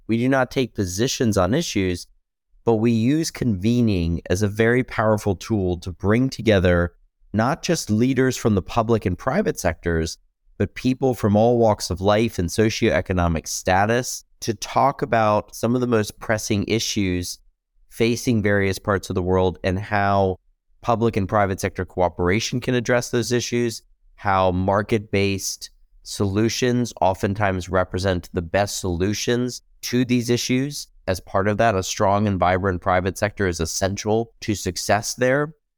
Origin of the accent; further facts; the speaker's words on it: United States; as a U S citizen, as an American